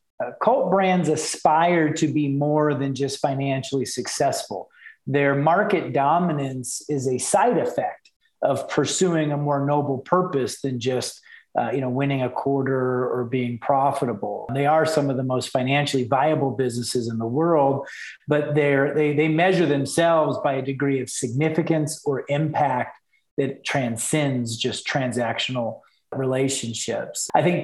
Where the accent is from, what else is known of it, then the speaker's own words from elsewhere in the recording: Texas, United States; now in Salt Lake City, United States; So I came back to the States. I'm a Texan. I'm actually a mutt. I've lived in 9 states and 2 countries now.